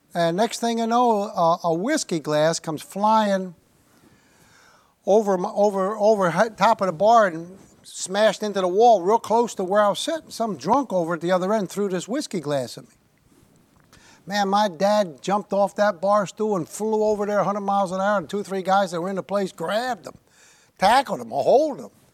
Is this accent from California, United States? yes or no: no; New York City, New York, United States; I was born there